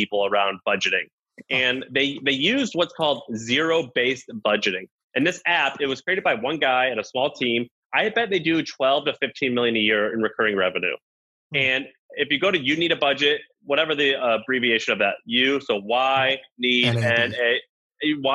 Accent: the South, United States; I'm from the South.

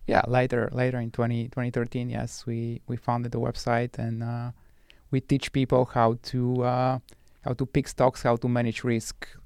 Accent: Bulgaria; moved away as an adult; now in United States; I was born and raised in Bulgaria

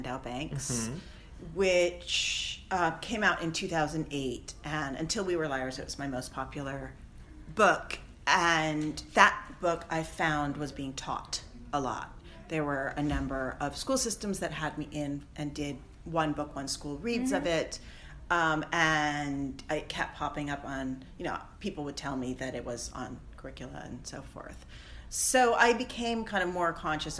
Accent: Seattle, Washington, United States; I grew up in Seattle in my teenage years

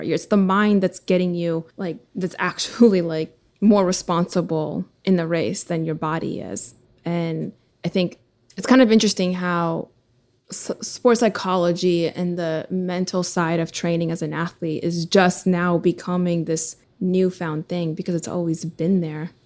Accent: Ukraine; moved away; I was born in Ukraine originally

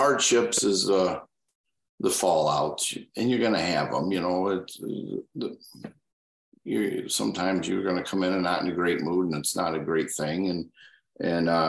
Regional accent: Michigan, United States; I'm from Michigan

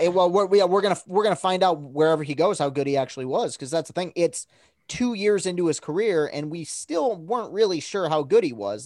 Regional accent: Lansing, Michigan, United States; born and raised in Lansing, and I am a woven into Spartan country here

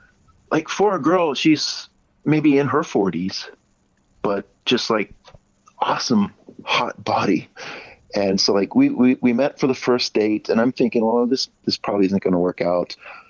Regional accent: United States; now in Japan; I'm American, and but yeah, being here in Japan

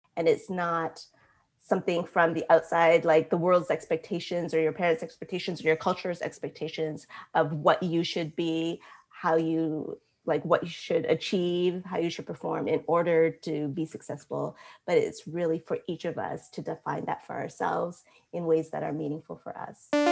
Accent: United States; growing up in America

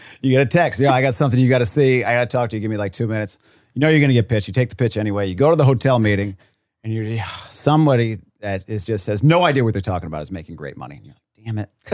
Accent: Rhode Island, United States

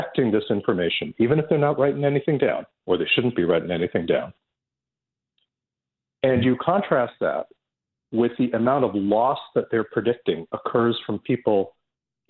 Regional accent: Toronto, Ontario, Canada; where I grew up in Scarborough

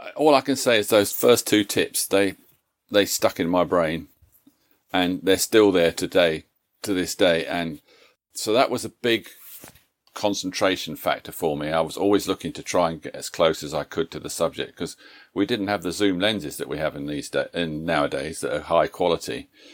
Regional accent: Leicester, East Midlands, United Kingdom; That's my hometown, Leicester in England

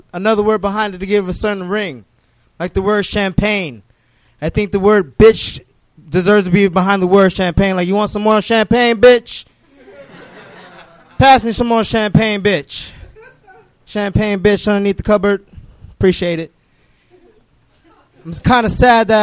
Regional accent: the Valley, California, United States; I'm from the Valley.

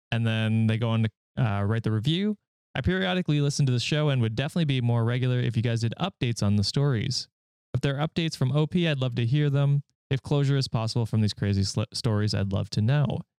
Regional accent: Finland; English is a second language; I'm from Finland.

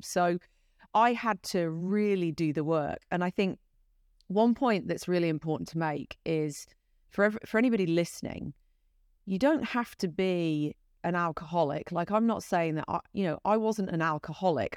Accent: United Kingdom; accent: British; moved away as an adult; now in United States; my British accent

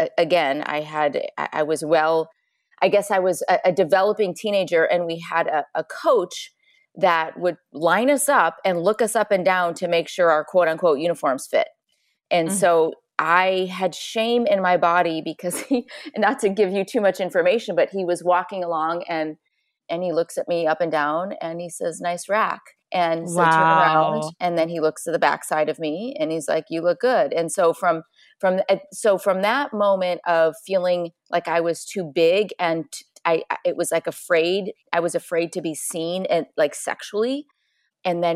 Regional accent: Chicago, Illinois, United States; I grew up in Chicago, small farm town

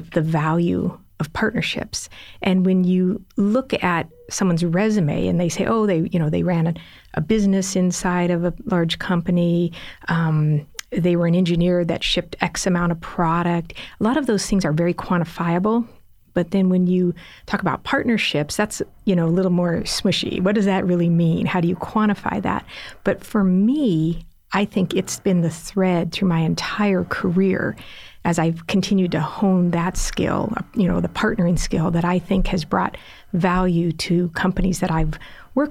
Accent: Los Angeles, California, United States; also born or lived in San Diego; I grew up in Los Angeles, lived in San Diego

